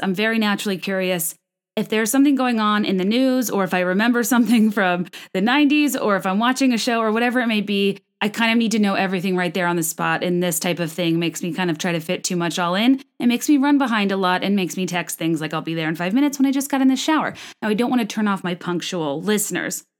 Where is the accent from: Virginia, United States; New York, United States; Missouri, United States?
Virginia, United States; I'm from Virginia